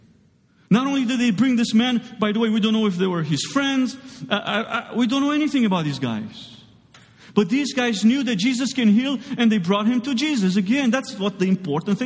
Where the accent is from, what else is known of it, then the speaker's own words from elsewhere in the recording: Romania; moved away; I grew up in Romania